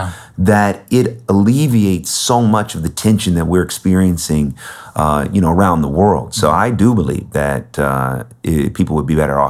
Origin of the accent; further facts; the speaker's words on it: Bay Area, California, United States; I grew up in the Bay Area.